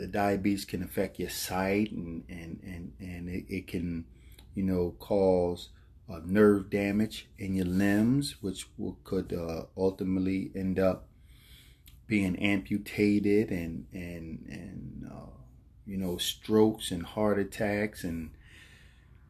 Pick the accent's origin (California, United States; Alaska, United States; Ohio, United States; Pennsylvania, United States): Pennsylvania, United States; Philadelphia; growing up in Philadelphia, North Philadelphia, there I was, a teenager, grew up in the Richmond Island Projects